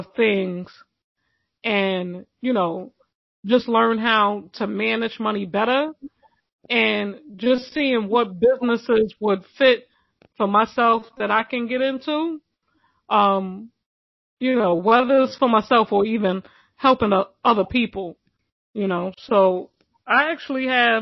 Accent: New York City, New York, United States; I'm from Brooklyn.

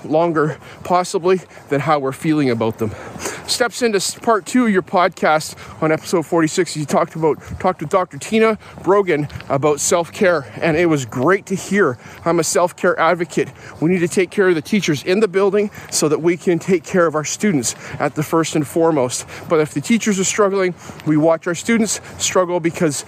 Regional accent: Canada; being a Canadian kid watching Canadian football

